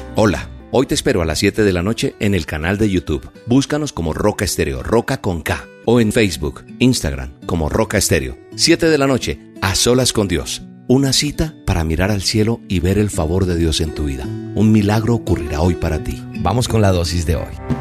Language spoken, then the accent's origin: Spanish; Colombia; En mi país, en Colombia